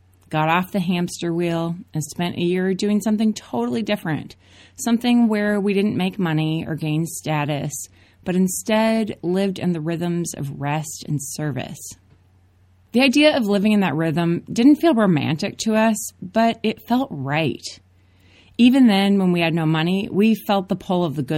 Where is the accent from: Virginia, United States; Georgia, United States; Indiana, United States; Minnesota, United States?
Minnesota, United States; Minneapolis; moved away; I grew up in Minneapolis.